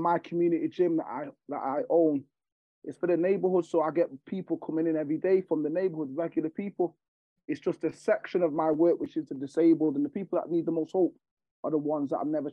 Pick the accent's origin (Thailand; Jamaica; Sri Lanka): Jamaica; now in Manchester, United Kingdom; I'm from Jamaica. So I'm from an island that there's not much going on there